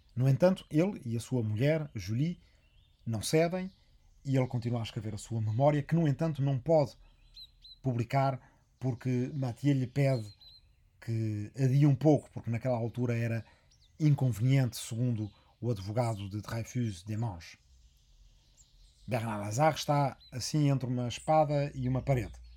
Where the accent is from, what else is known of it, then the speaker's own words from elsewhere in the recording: Arrifana, Ribatejo, Portugal; na minha aldeia de Arrifana, no Rimatejo